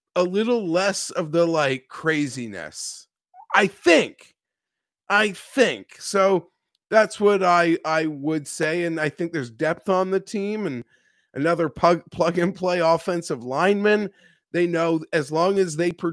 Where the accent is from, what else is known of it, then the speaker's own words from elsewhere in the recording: Toronto, Ontario, Canada; I am from Canada, from Toronto, born and raised.